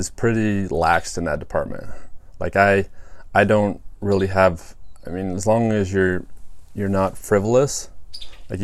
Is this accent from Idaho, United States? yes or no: yes; Boise, Idaho, United States; moved away; also born or lived in Japan; I grew up in the Boise area and the eastern part of the state.